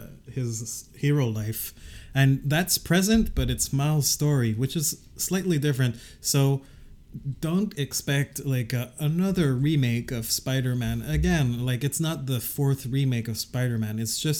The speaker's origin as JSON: {"language": "English", "country": "Canada", "said": "We're Canadians."}